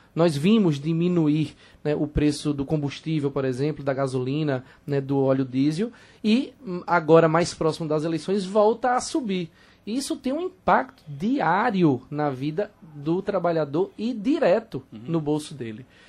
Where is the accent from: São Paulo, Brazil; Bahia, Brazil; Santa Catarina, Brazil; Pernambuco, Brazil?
Pernambuco, Brazil; Petrolina; A Petrolina, por exemplo, de onde eu venho